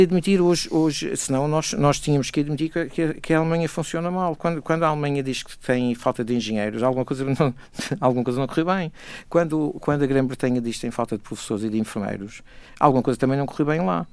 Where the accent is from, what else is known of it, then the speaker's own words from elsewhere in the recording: Madeira, Portugal; eu que sou madeirense, digo isto com orgulho